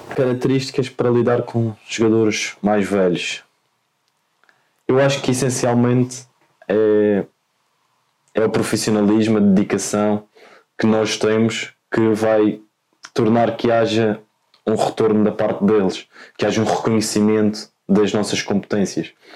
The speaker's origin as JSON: {"language": "Portuguese", "region": "Madeira", "country": "Portugal", "tie": "born or raised there", "accent": "Madeiran", "moved": "as an adult", "lives_now": "Lisbon, Portugal", "said": "sou da Madeira, uhum. como aliás vai-se notar ao longo da entrevista toda pelo sotaque"}